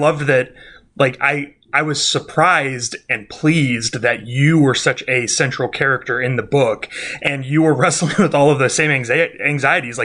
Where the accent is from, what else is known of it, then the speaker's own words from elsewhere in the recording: Kansas City, United States; I grew up in Kansas City